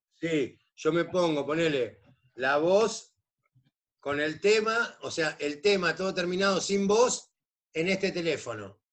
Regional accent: Tigre, Buenos Aires Province, Argentina; now in Santos Lugares, Argentina; mi barrio, de lo que hacemos nosotros en el barrio

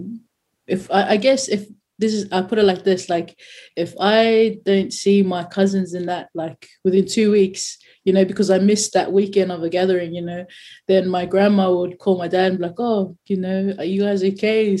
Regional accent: Claymore, New South Wales, Australia; also born or lived in New Zealand / Mount Druitt; I grew up in Claymore

